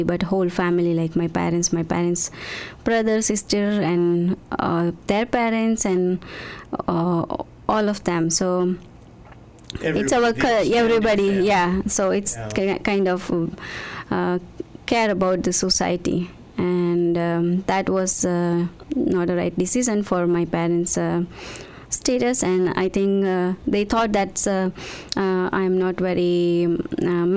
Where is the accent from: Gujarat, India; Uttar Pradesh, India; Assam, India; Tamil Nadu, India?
Gujarat, India; moved away as an adult; now in Yorkton, Canada; I born in India, in Gujarat, the place called Gujarat.